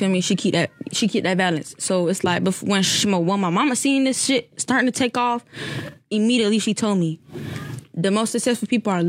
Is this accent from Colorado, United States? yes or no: no; Florida, United States; also born or lived in Arizona; I was born in Arizona. and I came to Florida when I was like 3, going on 4. So ever since I started school down here